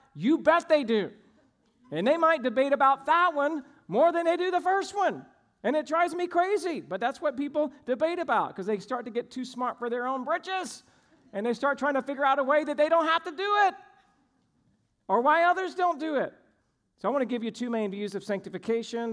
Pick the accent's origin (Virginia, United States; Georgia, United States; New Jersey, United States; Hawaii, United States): Georgia, United States; moved away; I grew up in Georgia